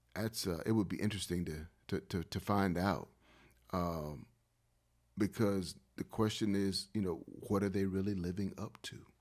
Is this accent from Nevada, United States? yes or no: no; Wilmington, North Carolina, United States; moved away as an adult; also born or lived in Los Angeles / Durham / Columbus, Ohio; Wilmington, that's my hometown.